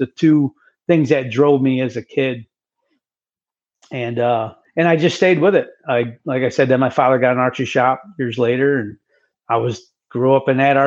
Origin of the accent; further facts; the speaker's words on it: Oneida, New York area, United States; that's my hometown area. Right down the road is where they came, Oneida, New York